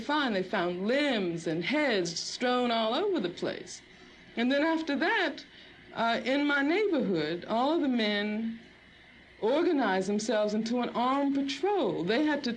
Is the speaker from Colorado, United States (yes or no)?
no; Birmingham, Alabama, United States; I grew up in Birmingham, Alabama